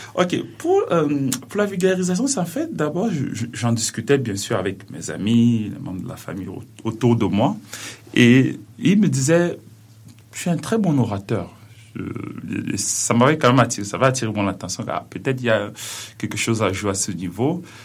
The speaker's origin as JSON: {"language": "French", "country": "Cameroon", "tie": "born or raised there", "moved": "yes", "lives_now": "Quebec, Canada", "said": "je suis originaire du Cameroun"}